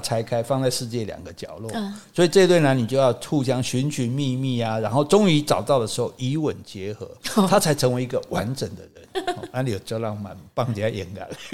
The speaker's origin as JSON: {"language": "Chinese", "country": "Taiwan", "said": "我们这个语言已经不是在福建南部讲，嗯、是在台湾讲了"}